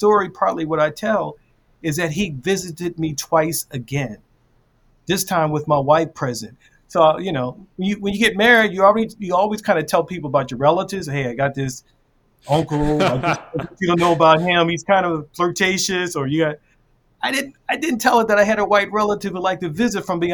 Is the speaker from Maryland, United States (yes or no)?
yes; Baltimore, Maryland, United States; So I grew up in Baltimore, and it's all black neighborhood where people really dislike white people.